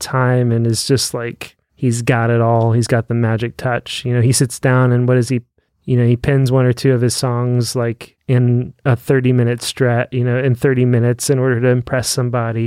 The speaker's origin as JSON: {"language": "English", "country": "United States", "said": "I am a Christian before I'm an American."}